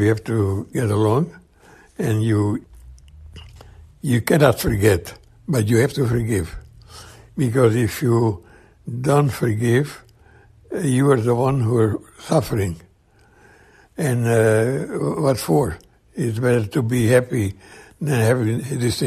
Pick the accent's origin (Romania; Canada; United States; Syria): Romania; moved away as an adult; I come from Romania